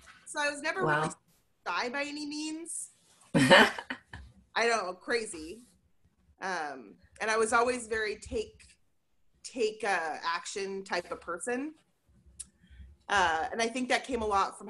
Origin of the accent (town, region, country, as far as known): Portland, Oregon, United States; born or raised there